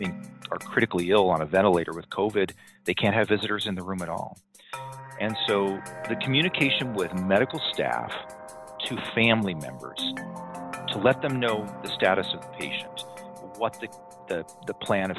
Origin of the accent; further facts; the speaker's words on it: California, United States; now in Utah, United States; where I've lived for 20, 25 years now. I'm originally from Southern California.